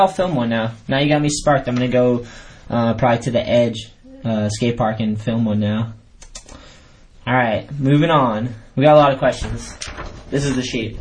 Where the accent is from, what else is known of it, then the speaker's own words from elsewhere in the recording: New Hampshire, Massachusetts, United States; moved away as an adult; also born or lived in California; I grew up on the East Coast skateboarding, got my first board in New Hampshire. Then I moved to Massachusetts